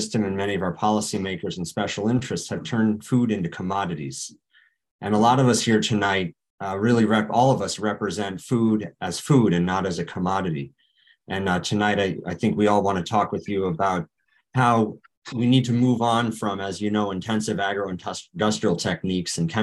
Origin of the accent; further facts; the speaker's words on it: Hudson Valley, New York, United States; I come from New York's Hudson Valley